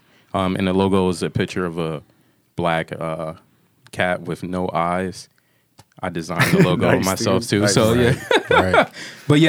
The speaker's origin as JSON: {"language": "English", "town": "Philadelphia", "region": "Pennsylvania", "country": "United States", "moved": "yes"}